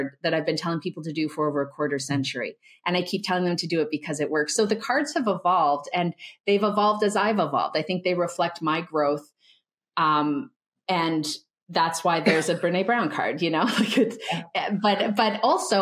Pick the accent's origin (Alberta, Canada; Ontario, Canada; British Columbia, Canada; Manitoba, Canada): Alberta, Canada; Calgary; I grew up in Calgary, Alberta in the 1980s.